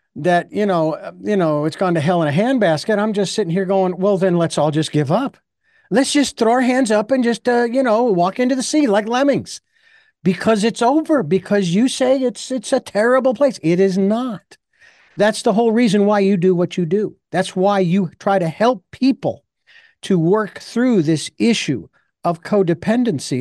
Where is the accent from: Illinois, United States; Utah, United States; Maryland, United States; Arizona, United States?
Arizona, United States; Phoenix; my hometown